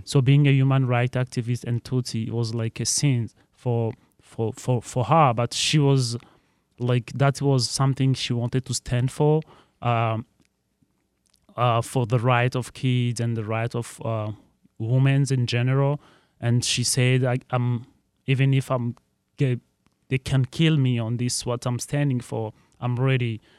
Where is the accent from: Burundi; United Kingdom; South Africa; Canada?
Burundi; now in Detroit, United States; I'm from East African Burundi